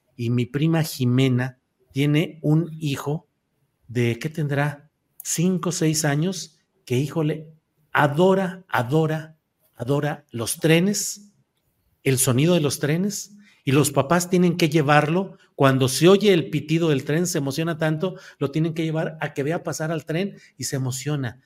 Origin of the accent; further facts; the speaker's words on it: Torreón, Coahuila, Mexico; Yo nací en Torreón, Coahuila, a 10 mm, metros de, de una de un lugar de movimiento de trenes